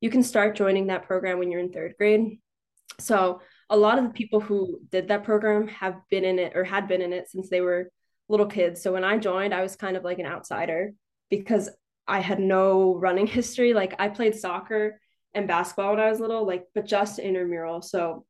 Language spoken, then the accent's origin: English; Newtown, Pennsylvania, United States; I'm from Newtown, Pennsylvania